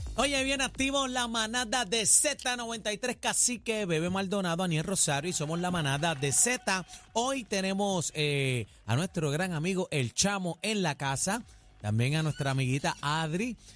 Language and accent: Spanish; San Juan, Puerto Rico; Nosotros venimos de una familia de Parcela falú, eh, humilde